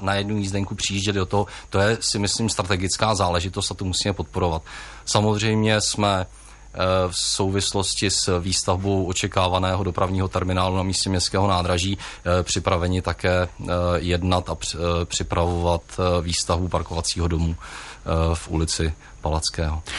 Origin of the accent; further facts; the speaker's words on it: Jihlava, Vysočina Region, Czechia; narodil jsem se a žiji v Jihlavě